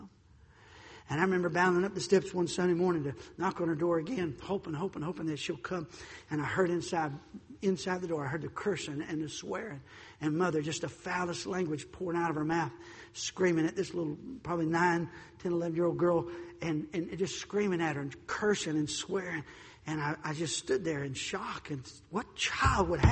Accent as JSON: {"language": "English", "region": "North Carolina", "country": "United States", "tie": "born or raised there", "also_born_or_lived": "Chicago", "said": "I was born and raised here in North Carolina"}